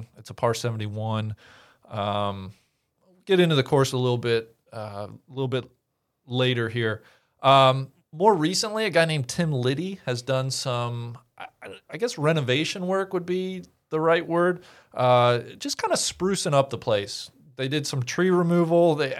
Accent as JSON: {"language": "English", "town": "Mariemont", "region": "Ohio", "country": "United States", "tie": "born or raised there", "said": "Maybe 10 minutes from where I grew up in Marymount."}